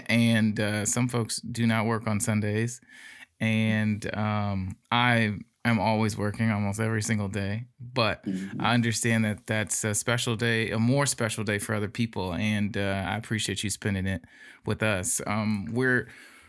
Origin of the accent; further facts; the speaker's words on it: Gary, Indiana, United States; now in Fort Wayne, United States; I'm not from Fort Wayne originally. I'm from Gary, Indiana